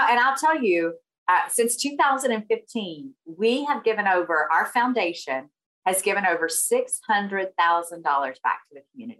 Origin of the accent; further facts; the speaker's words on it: the South, United States; accent: Southern; where are you from? You know, obviously I have a Southern accent.